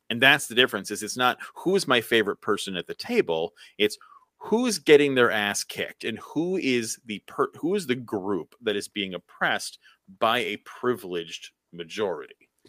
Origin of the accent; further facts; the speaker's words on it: United States; as an American